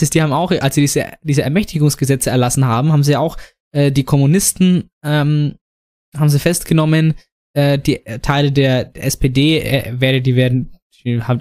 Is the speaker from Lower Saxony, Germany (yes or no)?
no; Saarland, Germany; Nee, ja, vielleicht, vielleicht komme ich auch, ich aus dem Saarland und bin normales Schaf.